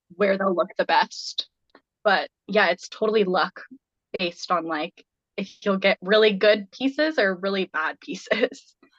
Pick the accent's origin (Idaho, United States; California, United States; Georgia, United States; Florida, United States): Idaho, United States; Boise; now in Montana, United States; where I grew up in Boise